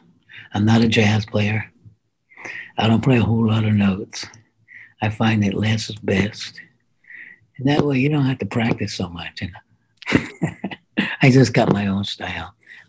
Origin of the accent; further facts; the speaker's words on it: Shamrock Mines, Colorado, United States; born there; I was born in Shamrock Mines, Colorado, which is a country song I wrote too. And That's where I was born, man. In 1942, my dad was a miner.